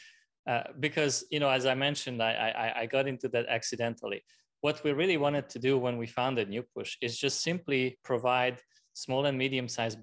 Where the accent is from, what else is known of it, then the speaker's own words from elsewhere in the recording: Hungary; also born or lived in France; now in United States; I was born in Hungary, and at the time it was still communism